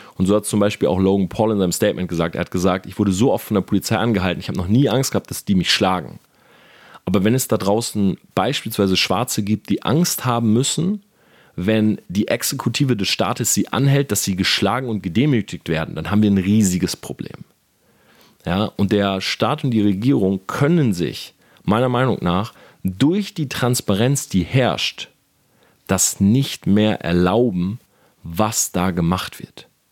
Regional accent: Delmenhorst, Lower Saxony, Germany; now in Munich, Germany; ich bin groß geworden in Delmenhorst

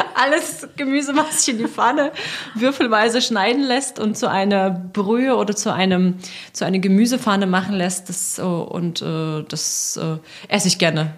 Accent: Russia; moved away; also born or lived in Leipzig, Germany; ich bin Russin

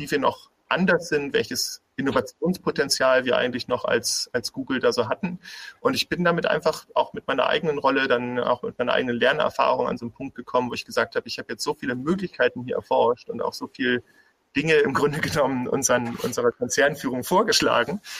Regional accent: Bremen, Germany; also born or lived in Berlin; now in Heilbronn, Germany; Ich komme aus dem Norden, ich komme eigentlich aus, aus Bremen und ähm, ich hatte dann lange auch in Berlin gelebt

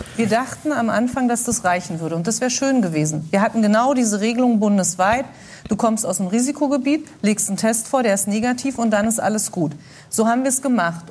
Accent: GDR, East Germany, Germany; Ich bin in der DDR groß geworden

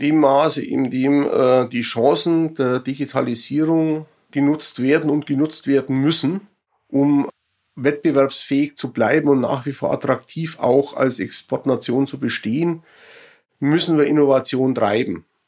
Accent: Germany; als Deutsche

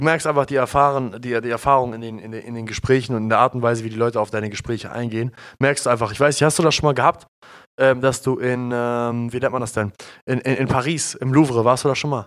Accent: Germany; wir sind ja hier in Deutschland aufgewachsen

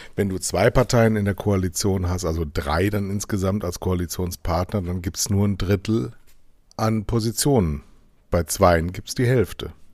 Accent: Germany; wir sind Deutsche

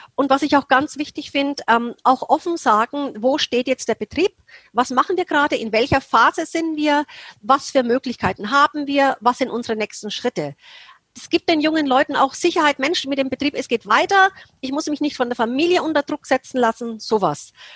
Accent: Germany; Als Deutsche

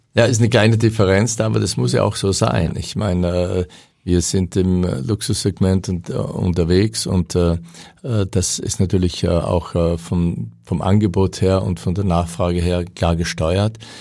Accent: Austria; moved away; muss ich ganz bescheiden als Österreicher sagen

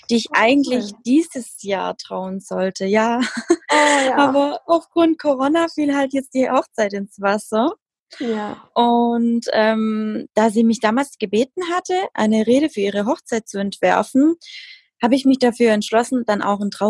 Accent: Baden-Württemberg, Germany; 32 Jahre alt. Ich komme aus dem Schwabenländle

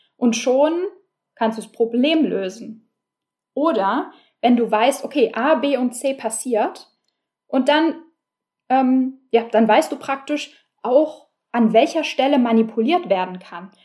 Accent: Berlin, Germany; ich bin Berlinerin und äh, wie die meisten Berliner habe ich kein Auto

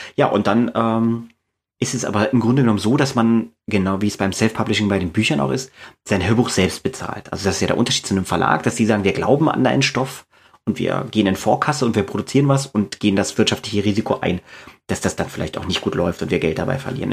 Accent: East Germany, Germany; now in Braunschweig, Germany; ich bin in der DDR aufgewachsen, zumindest die ersten zehn Jahre meines Lebens

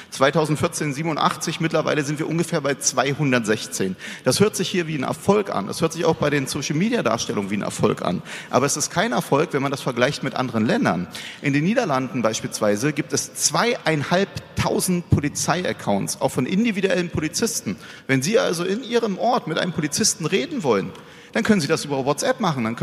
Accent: Berlin, Germany; Ich bin Berliner äh, aufgewachsen, ja, und wenn Sie in Berlin auf der Aus fahren

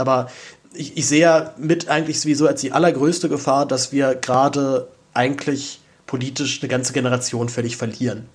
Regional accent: Berlin, Germany; dazu bin ich aber auch noch in Zehlendorf aufgewachsen

